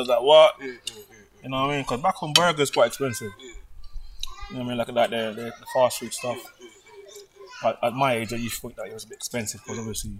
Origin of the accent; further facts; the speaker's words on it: Kingston, Jamaica; So? Kingston